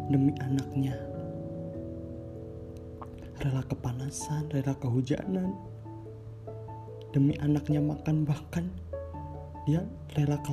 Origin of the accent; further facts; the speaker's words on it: Java, Indonesia; Umurku 18 tahun dan aku berasal dari Jawa dengan latar belakang yang sederhana.